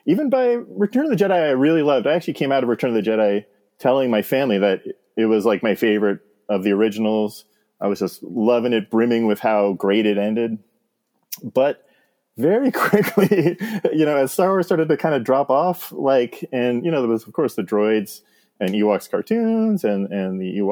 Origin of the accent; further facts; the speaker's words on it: Jersey Shore, New Jersey, United States; moved away as an adult; also born or lived in Montana; I grew up in on the Jersey Shore